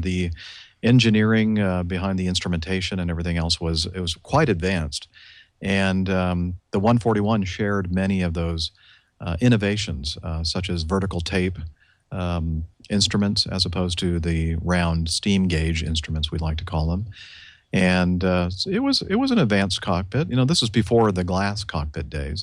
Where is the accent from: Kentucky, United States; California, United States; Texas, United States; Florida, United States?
California, United States; Southern; I grew up in Southern California.